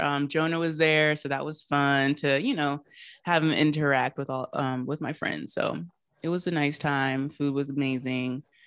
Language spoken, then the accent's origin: English; Charleston, United States; my whole family, like I have, we're all from Charleston, but I have a lot of family that lives in Maryland